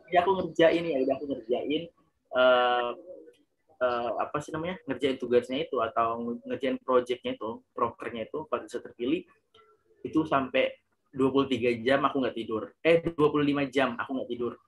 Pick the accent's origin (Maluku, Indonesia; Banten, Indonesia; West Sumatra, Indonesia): Maluku, Indonesia; Ambon; moved away as an adult; also born or lived in Yogyakarta; aku berasal dari kota Ambon, Provinsi Maluku